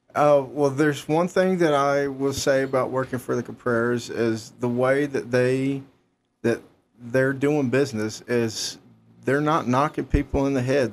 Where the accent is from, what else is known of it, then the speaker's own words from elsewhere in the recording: Clover, South Carolina, United States; moved away as an adult; also born or lived in Columbia, South Carolina; now in Watertown, United States; I'm from South Carolina. I was born in Columbia, South Carolina, and I grew up in Clover, South Carolina